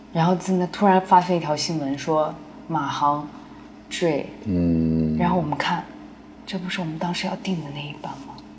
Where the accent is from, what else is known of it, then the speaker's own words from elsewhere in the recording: Changsha, Hunan, China; now in Beijing, China; 我老家，他在长沙